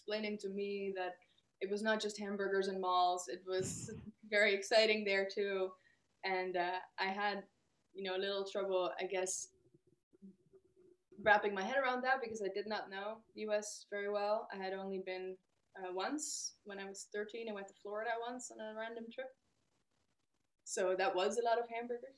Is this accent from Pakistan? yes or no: no; Netherlands; I'm from the Netherlands, we are a pretty egalitarian country